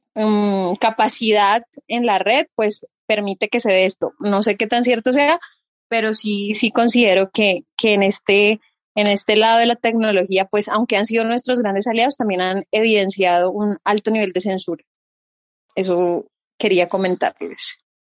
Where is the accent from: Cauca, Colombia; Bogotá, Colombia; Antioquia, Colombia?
Cauca, Colombia; Popayán; soy de la ciudad de Popayán. Para quienes no conocen, estamos ubicados al suroccidente de Colombia